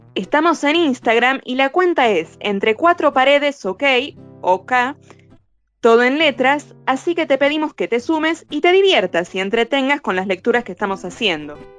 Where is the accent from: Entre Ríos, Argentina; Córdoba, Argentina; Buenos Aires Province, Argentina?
Buenos Aires Province, Argentina; Lomas de Zamora; Yo soy de Lomas de Zamora